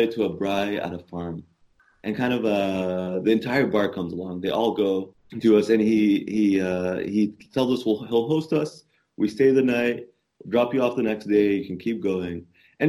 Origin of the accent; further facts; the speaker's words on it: Canada; So I'm Canadian as well